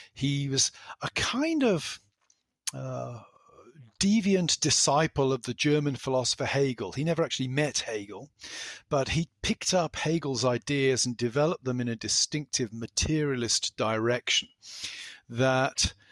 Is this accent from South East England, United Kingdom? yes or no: no; South West England, United Kingdom; moved away as an adult; now in Pennsylvania, United States; I grew up in the west country of England